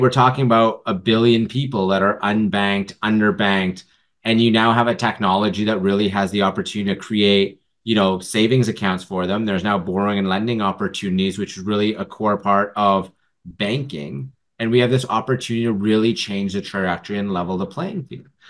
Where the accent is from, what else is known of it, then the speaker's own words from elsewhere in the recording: Vancouver, British Columbia, Canada; I grew up actually in Vancouver